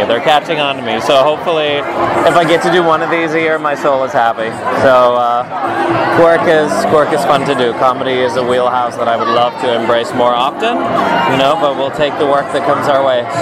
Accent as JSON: {"language": "English", "country": "South Africa", "moved": "as an adult", "lives_now": "Los Angeles, United States", "said": "I'm an actor from South Africa that's now been living in LA for three years and in America for 10 years."}